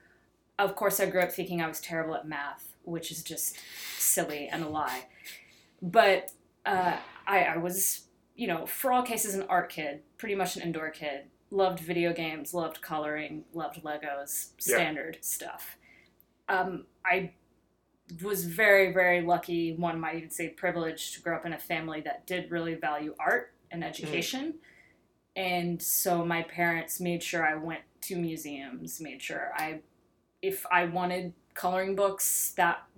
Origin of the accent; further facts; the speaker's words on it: Texarkana, Texas, United States; growing up in Texarkana, Texas